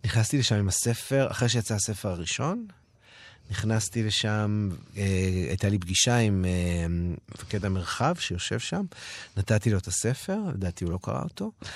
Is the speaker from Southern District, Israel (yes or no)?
no; Holon, Tel Aviv District, Israel; born or raised there; moved away